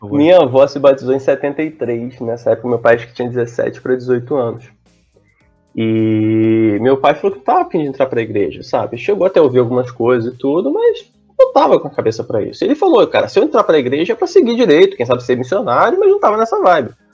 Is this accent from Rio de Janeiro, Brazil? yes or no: yes; Nova Friburgo, Rio de Janeiro, Brazil; now in Niterói, Brazil; eu sou de Nova Friburgo